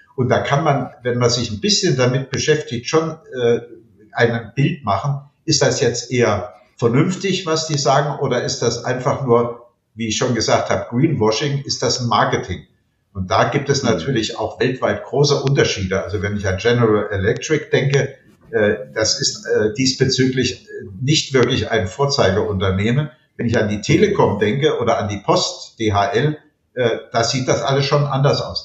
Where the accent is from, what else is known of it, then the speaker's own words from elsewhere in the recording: Alsbach-Hähnlein, Hesse, Germany; in meiner Heimatgemeinde alsbach hänlein an der Bergstraße